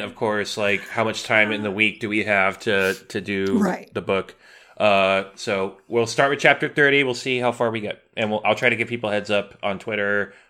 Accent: California, United States; I'm from California. That's how we talk.

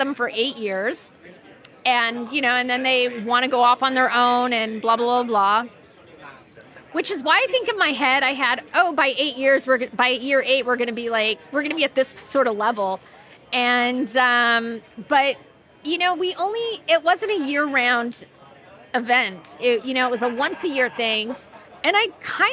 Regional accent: Los Angeles, California, United States; moved away as an adult; also born or lived in New York; So I'm from the Valley. I grew up in the Valley. I love the Valley. I'm an OG Valley girl.

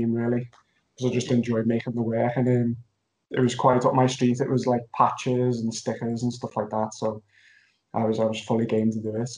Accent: Liverpool, North West England, United Kingdom; I'm from Liverpool

